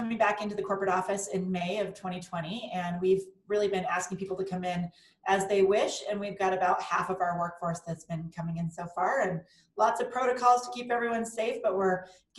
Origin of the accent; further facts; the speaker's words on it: Littleton, Colorado, United States; So I grew up in Littleton, Colorado, and then found my way to CU Boulder for undergrad and the University of Denver for my MBA.